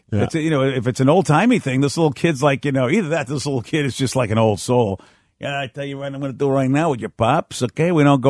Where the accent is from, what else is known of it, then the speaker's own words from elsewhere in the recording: East Coast, United States; growing up on the East Coast